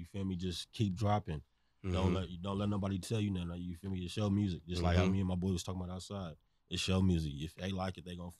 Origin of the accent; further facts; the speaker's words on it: Bakersfield, California, United States; growing up in the field, you know, Baghdad, battlefield.